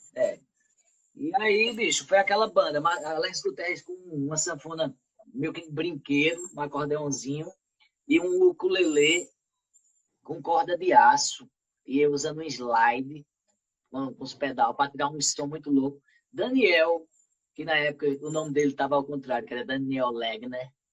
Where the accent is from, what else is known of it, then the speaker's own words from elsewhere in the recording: Arcoverde, Pernambuco, Brazil; eu como sou de Arco Verde